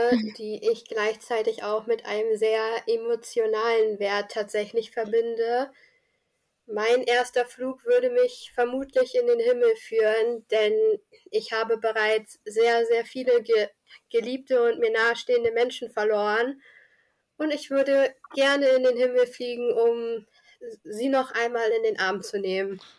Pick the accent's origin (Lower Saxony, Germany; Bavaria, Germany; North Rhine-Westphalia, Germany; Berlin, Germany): Lower Saxony, Germany; Ja, also ich bin 19 Jahre alt, werde im Mai endlich 20, komme aus dem wunderschönen Land Hadeln